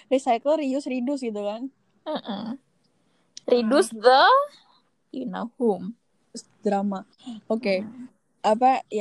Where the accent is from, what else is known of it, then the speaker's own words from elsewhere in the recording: West Java, Indonesia; Sunda nih, gue Sunda.